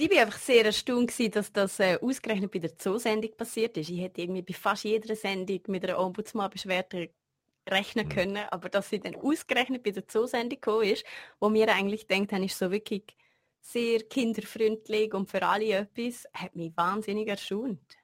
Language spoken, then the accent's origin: German; Liechtenstein; als Liechtensteiner in der Schweiz zu studieren